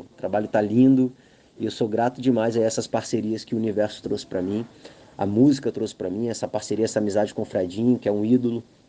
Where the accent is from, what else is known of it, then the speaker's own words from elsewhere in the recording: Vitória, Espírito Santo, Brazil; also born or lived in Barra do Jucu, Espírito Santo; Eu venho do centro de Vitória, tenho aquela vivência do samba, da música de comunidade, e há 11 anos que eu estou mergulhado nesse universo da Barra do Jucu